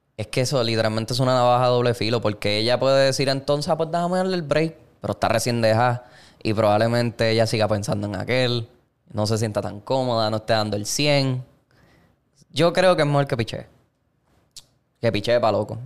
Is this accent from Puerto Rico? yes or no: yes; Puerto Rico; nosotros que nos criamos en Puerto Rico